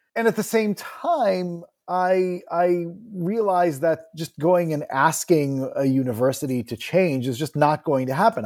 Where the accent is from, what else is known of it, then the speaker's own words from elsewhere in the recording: Montclair, New Jersey, United States; also born or lived in Israel / Ithaca, New York; I was born in Israel and, uh, did, uh, my, most of my elementary school in there. I did, I spent a year, uh, in third grade when, F, in Ithaca, where my father was a, uh, visiting, uh, professor at Cornell. and then beginning in fifth grade, moved to New Jersey and, uh, grew up in the public school system in Montclair, New Jersey